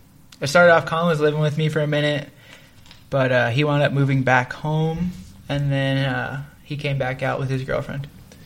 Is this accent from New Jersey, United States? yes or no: yes; Toms River, New Jersey, United States; I'm from Toms River, so to me this is like a bigger thing, and I like it.